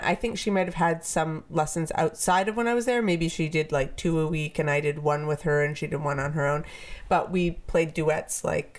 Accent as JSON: {"language": "English", "town": "Vancouver", "region": "British Columbia", "country": "Canada", "also_born_or_lived": "Japan", "said": "I'm from Vancouver."}